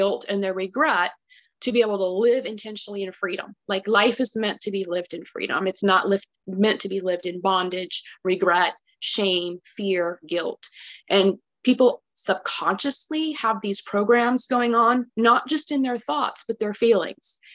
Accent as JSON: {"language": "English", "region": "California", "country": "United States", "tie": "born or raised there", "also_born_or_lived": "Texas", "moved": "as an adult", "said": "I was born and raised in California."}